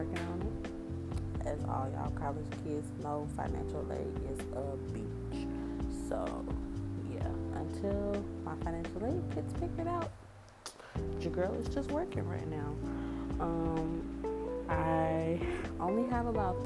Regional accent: Kennesaw, Georgia, United States; also born or lived in Valdosta, Georgia / East Atlanta / Decatur, Georgia; I'm from Atlanta. I'm really from Kennesaw

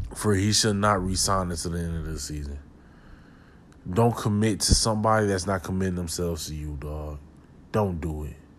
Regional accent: Milwaukee, Wisconsin, United States; I'm from Milwaukee

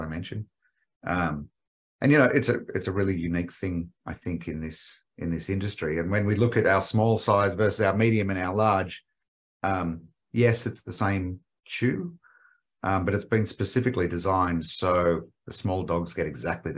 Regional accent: Australia; accent: Australian; moved away as an adult; now in United States; As you can tell, my accent is Australian

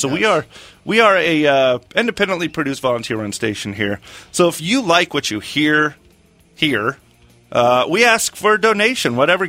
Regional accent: United States; I'm an American.

